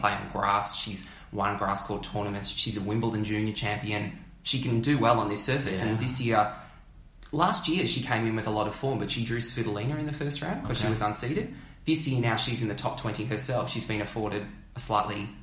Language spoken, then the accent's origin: English; Melbourne, Victoria, Australia; born and bred in Melbourne